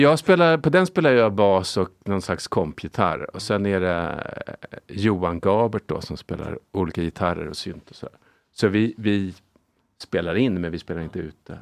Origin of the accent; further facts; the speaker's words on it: Lidingö, Stockholm County, Sweden; Jag är uppvuxen på Lidingö